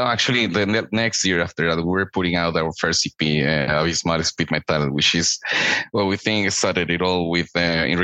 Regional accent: Costa Rica; Born and raised in Costa Rica

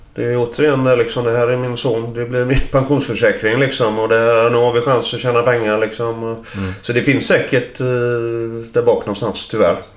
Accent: Sweden; Där är jag uppvuxen

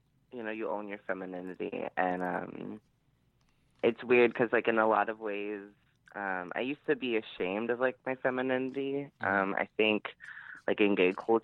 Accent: Florida, United States; I'm from Florida

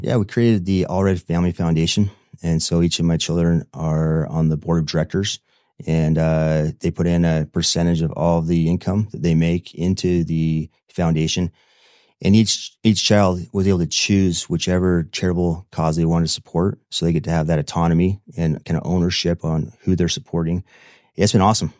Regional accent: Manti, Utah, United States; I'm from Manti, Utah

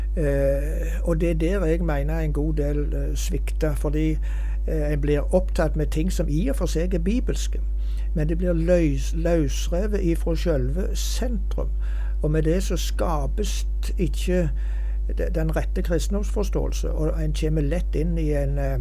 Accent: Hjelmeland, Rogaland, Norway; hjemme på Hjelmeland

